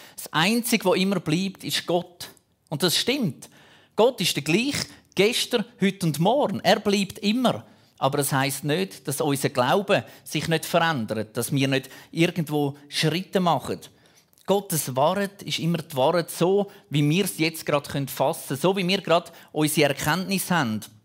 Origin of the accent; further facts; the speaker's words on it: Switzerland; Bei uns in der Schweiz